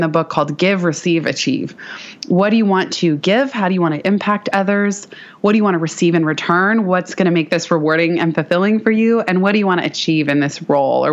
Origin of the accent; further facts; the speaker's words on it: San Francisco, California, United States; also born or lived in Palo Alto / Mountain View; And I'm born and raised in San Francisco